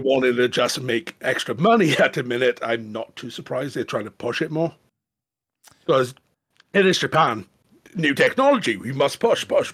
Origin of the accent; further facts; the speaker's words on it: Welsh, Wales, United Kingdom; I am Welsh.